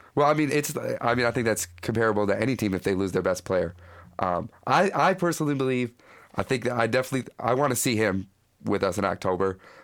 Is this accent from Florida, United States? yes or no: no; Battle Creek, Michigan, United States; I'm from Battle Creek, which is West Michigan.